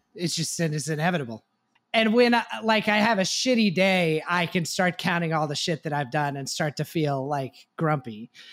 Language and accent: English; Texas, United States; I grew up in Texas